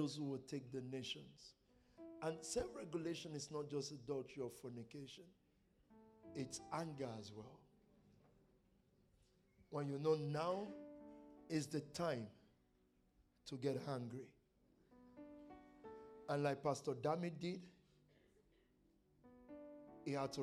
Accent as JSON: {"language": "English", "country": "Nigeria", "said": "I'm from Nigeria"}